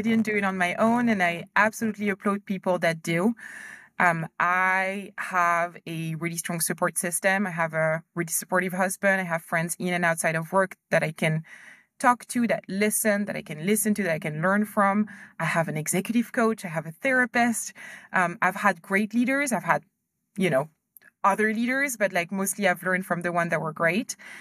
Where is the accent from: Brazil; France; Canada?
France; moved away as an adult; also born or lived in Ivory Coast / United States / Germany / Hong Kong; we moved to France when I was a kid, so I went to school there